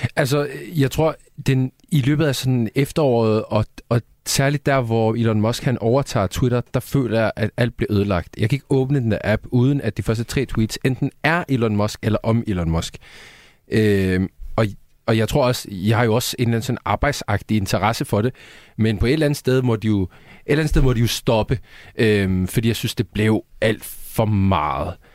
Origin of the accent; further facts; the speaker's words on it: Sweden; now in Denmark; Jeg er svensker